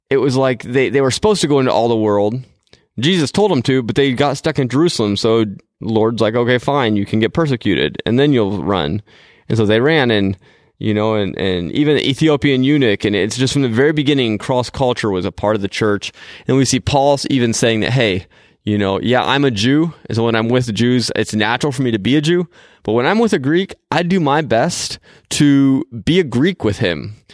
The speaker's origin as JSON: {"language": "English", "country": "Japan", "tie": "born or raised there", "said": "most of you know that I am, you know, a missionary kid, and so I grew up in Japan."}